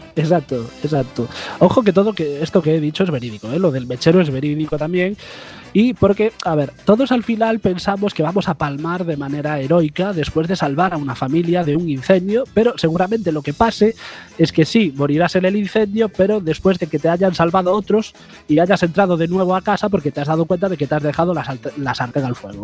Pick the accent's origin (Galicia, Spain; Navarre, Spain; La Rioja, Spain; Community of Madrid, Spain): Galicia, Spain; siendo gallegos como somos